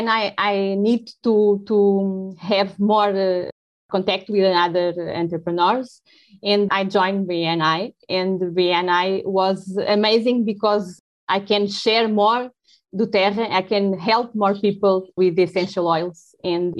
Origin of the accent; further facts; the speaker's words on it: Lisbon, Portugal; English is a second language; I'm from Portugal. I'm from Lisbon, and I'm very Portuguese.